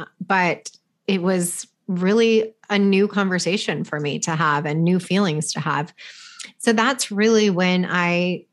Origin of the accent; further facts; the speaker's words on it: California, United States; I'm from California, I live in California